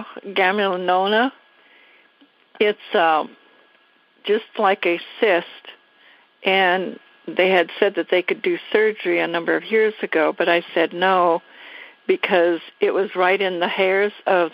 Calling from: Washington, United States

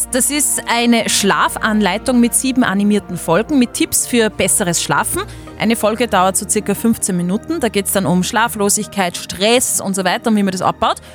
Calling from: Lambrechten, Upper Austria, Austria; Aus Lambrechten.

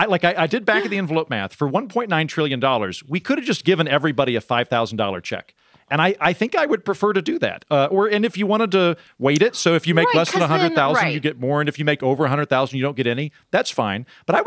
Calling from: Oklahoma, United States; I'm recording from Oklahoma, where for several years, counties in Oklahoma have four-day work weeks for teachers

